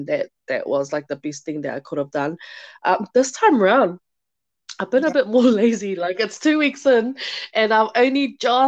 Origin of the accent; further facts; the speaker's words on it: Auckland, New Zealand; I'm Tongan. What else? I grew up in Onehunga